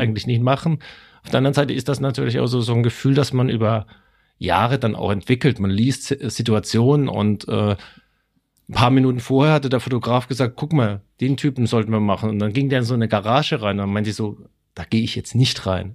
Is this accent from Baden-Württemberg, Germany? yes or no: yes; Stuttgart, Baden-Württemberg, Germany; accent: Swabian; wo ich herkomme, wo ich äh, meinen schwäbischen Akzent auch noch äh, gelernt habe